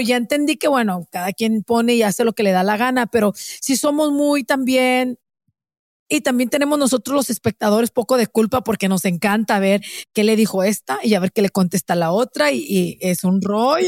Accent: Mexico; yo soy mexicana

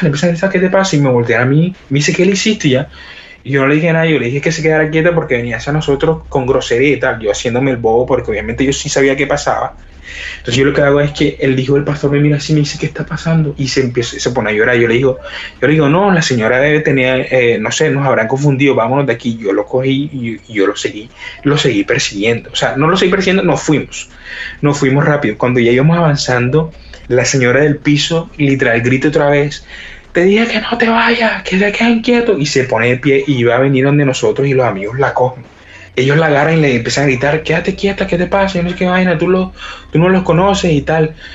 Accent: Colombia; somos unos misioneros de Colombia

